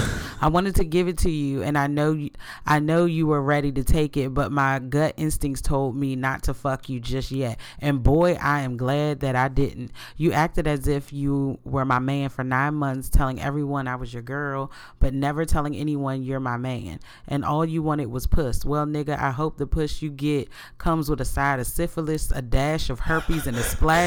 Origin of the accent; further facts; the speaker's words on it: London, United Kingdom; I'm a black girl that was born and raised in South London, UK.